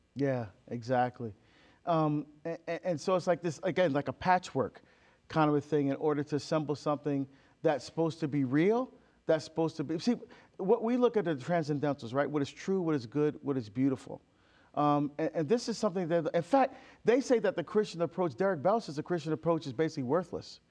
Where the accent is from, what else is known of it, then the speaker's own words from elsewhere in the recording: Barbados; I'm from Barbados. I love my heritage. I love our food, our music, our culture. I still speak our dialect.